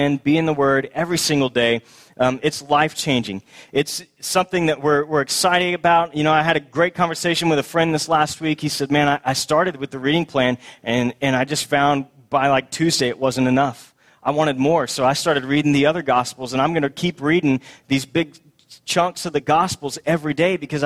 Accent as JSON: {"language": "English", "region": "Texas", "country": "United States", "also_born_or_lived": "Boston", "moved": "as an adult", "said": "we moved from Boston to the Promised Land back to Texas, and we were so happy to be home."}